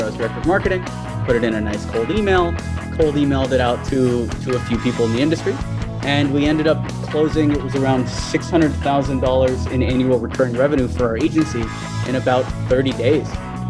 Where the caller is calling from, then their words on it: Delhi, India; I'm in Delhi.